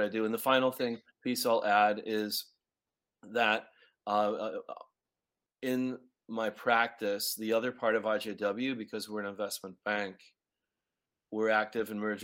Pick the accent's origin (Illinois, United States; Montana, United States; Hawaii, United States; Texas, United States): Illinois, United States; Chicago; also born or lived in New York City; now in Montreal, Canada; You're catching me in Chicago, Illinois, where my hometown.